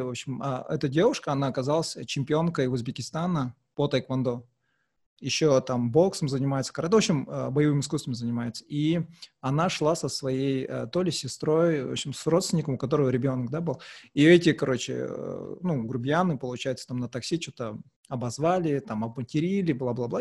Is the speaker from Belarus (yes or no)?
no; Uralsk, West Kazakhstan Region, Kazakhstan; now in Aktau, Kazakhstan; хоть я родился здесь в Ахтау, но мы выросли в Уральске